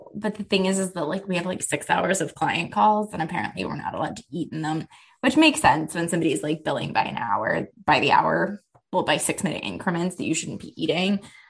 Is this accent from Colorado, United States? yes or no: no; New Jersey, United States; moved away; I'm from New Jersey